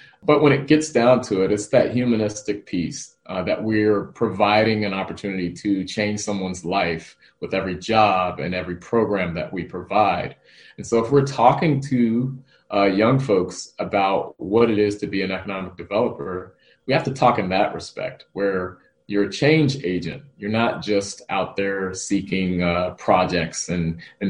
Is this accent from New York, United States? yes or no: no; Washington, District of Columbia, United States; moved away as an adult; now in Fremont, United States; I am a Washington native, born and raised in Washington, D.C.